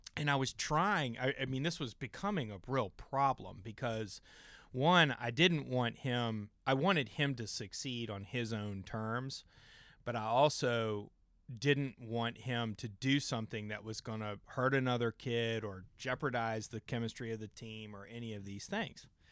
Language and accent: English; James River, Virginia, United States; I grew up out on the James River